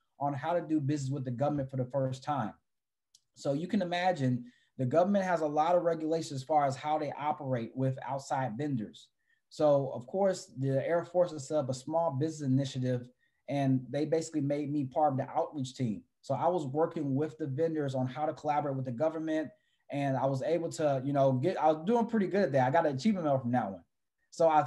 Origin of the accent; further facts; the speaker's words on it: San Antonio, Texas, United States; moved away as an adult; also born or lived in Los Angeles, California; I came from San Antonio, Texas, which is a military town